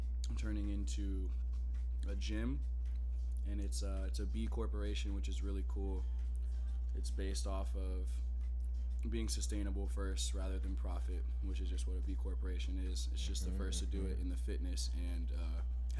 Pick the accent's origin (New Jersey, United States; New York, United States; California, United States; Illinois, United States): California, United States; moved away as an adult; now in Phoenix, United States; I'm from California.